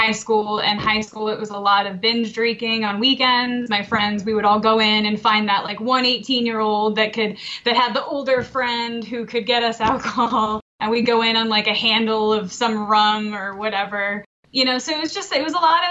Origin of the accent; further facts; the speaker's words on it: Connecticut, United States; moved away as an adult; also born or lived in Maryland; now in Westminster, Maryland, United States; originally I'm from Connecticut, but I've been in Maryland for about 10 years now